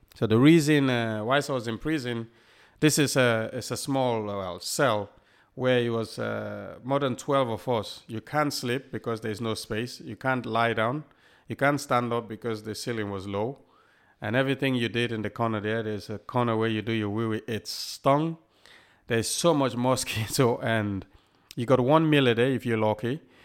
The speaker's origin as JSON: {"language": "English", "country": "Sierra Leone", "tie": "born or raised there", "also_born_or_lived": "Liverpool, England", "moved": "yes", "lives_now": "Southport, United Kingdom", "said": "a kid growing up in Sierra Leone"}